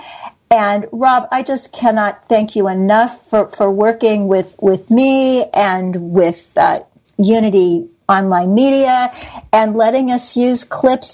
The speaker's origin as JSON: {"language": "English", "country": "United States", "said": "being American"}